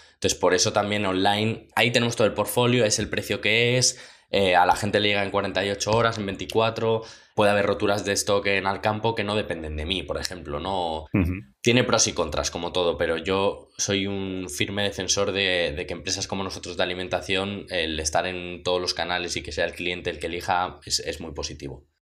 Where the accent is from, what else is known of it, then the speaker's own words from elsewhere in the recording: Madrid, Community of Madrid, Spain; soy de Madrid